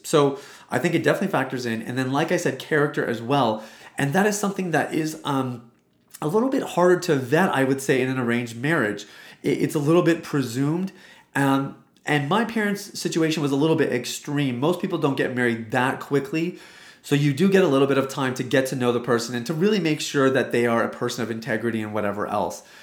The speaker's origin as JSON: {"language": "English", "country": "Canada", "said": "I am Indian. So I'm, well, I'm Canadian"}